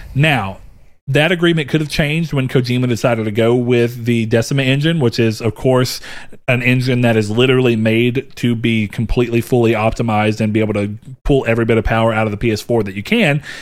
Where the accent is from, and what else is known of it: the South, United States; born or raised there